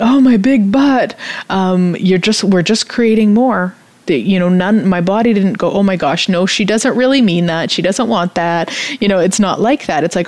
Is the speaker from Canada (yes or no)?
yes; Canada; I'm Canadian